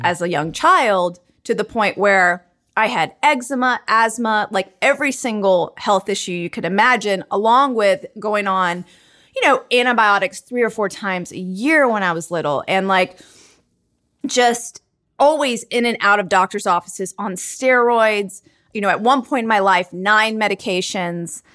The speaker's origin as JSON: {"language": "English", "town": "Charlotte", "region": "North Carolina", "country": "United States", "tie": "born or raised there", "said": "I was, like, one of the only Indian families, like, growing up in Charlotte, North Carolina on my block in my school"}